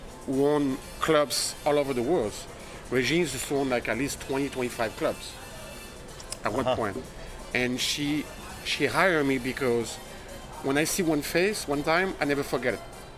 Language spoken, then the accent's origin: English; France; moved away as an adult; now in Miami, United States; I'm French, yeah. I was born in France.